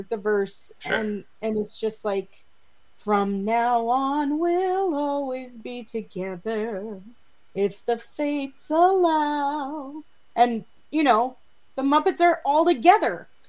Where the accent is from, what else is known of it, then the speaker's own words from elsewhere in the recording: St. Louis, Missouri, United States; My hometown.